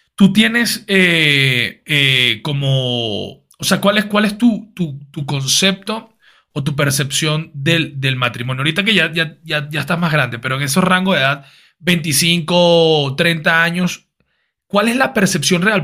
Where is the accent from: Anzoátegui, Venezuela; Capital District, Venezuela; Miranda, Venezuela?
Capital District, Venezuela; Caracas; nosotros que nos criamos en Venezuela, en Caracas, los colegios son católicos